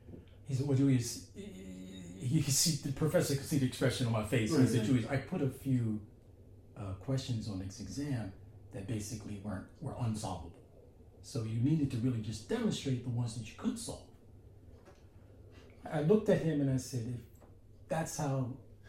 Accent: New Jersey, United States; also born or lived in Philadelphia, Pennsylvania; I was born in Philly. And grew up in basically New Jersey

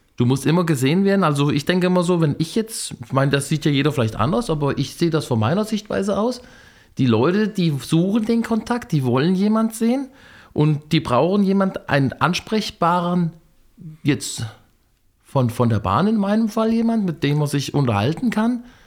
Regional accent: Fulda, Hesse, Germany; Ich komme aus Fulda und bin dieses Jahr 50 geworden

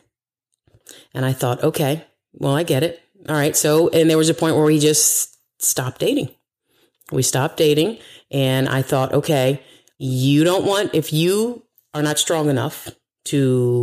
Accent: United States; I'm from here, America

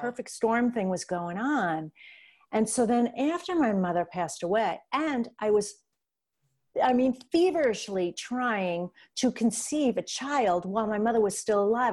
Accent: New York, United States; I'm from New York

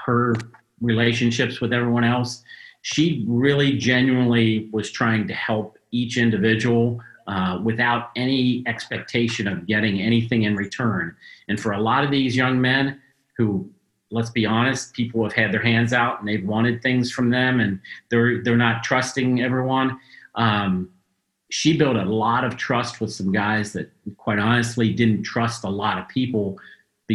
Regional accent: Cincinnati, Ohio, United States; in my hometown and my family is here

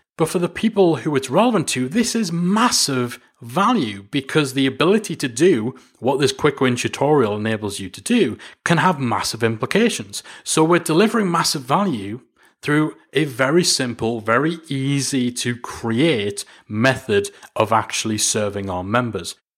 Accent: Newcastle upon Tyne, North East England, United Kingdom; here in Newcastle. It's my hometown

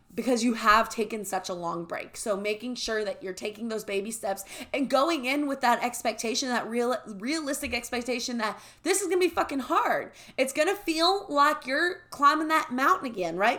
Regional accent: the South, United States; we grew up in the South.

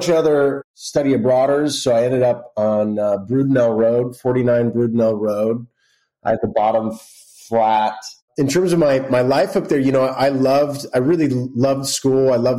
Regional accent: Los Angeles, California, United States; I'm in Los Angeles, California, my hometown, up in the hills

